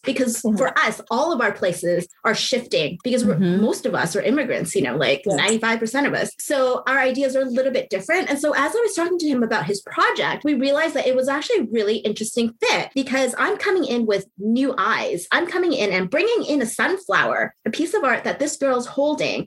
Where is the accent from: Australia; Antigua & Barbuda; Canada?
Canada; I'm not American, I'm Canadian